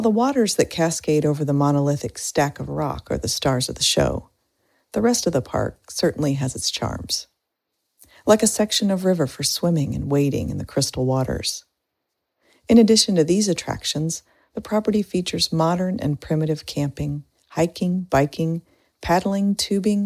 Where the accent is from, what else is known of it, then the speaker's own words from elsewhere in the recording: Indiana, United States; moved away; Growing up in Indiana